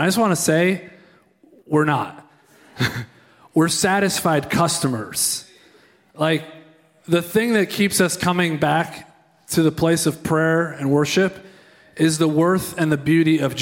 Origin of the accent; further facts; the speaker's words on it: Rhode Island, United States; moved away as an adult; now in Kansas City, United States; I'm originally from Rhode Island. These are my people